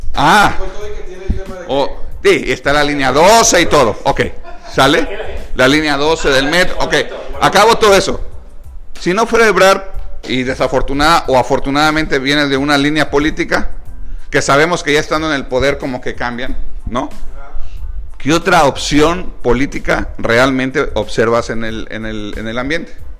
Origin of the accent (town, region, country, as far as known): Mexico